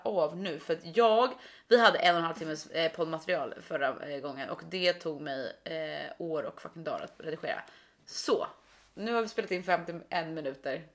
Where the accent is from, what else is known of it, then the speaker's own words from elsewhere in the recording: Stockholm, Stockholm County, Sweden; vi är upp- vi är födda och uppväxta i Stockholm